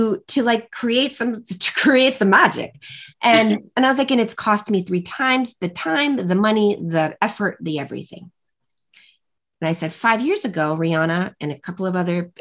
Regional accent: United States; I'm an American

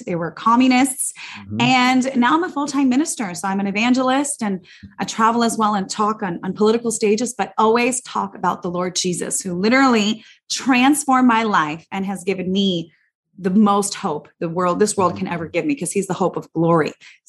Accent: United States; also born or lived in Soviet Union; Well, I was born in the Soviet Union. My family brought me here when I was only 4 years old, came to America

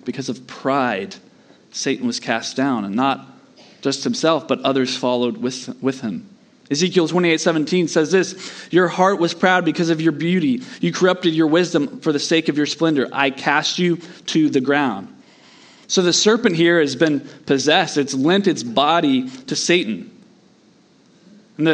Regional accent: Southeast, United States; But I grew up in the Southeast, and if you've ever lived out west in those kinds of places

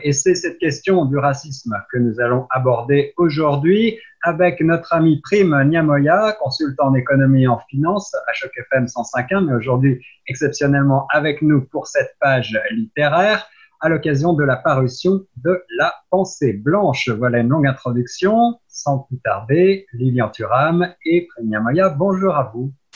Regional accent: France; now in Toronto, Canada; en France, il faut bien le dire, mon pays d'origine

